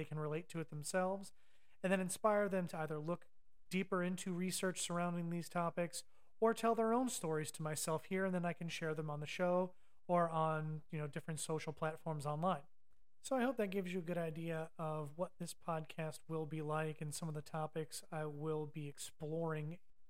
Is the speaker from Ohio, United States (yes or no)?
yes; Ohio, United States; moved away; Now, as you can tell from my voice, I am a damn Yankee. I moved down here in 2005 from Ohio, but I did grow up with farming grandparents in the country